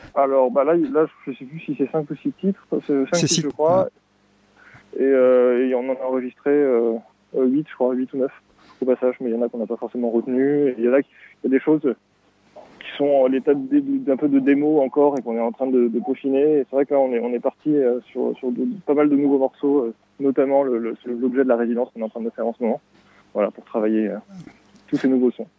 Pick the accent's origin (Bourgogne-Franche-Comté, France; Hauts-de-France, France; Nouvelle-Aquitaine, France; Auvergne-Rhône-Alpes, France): Nouvelle-Aquitaine, France; Pau; now in Montreuil, France; on est deux être originaires de, Pau. En fait, à la base, on, avait un petit groupe de lycéens euh, à Pau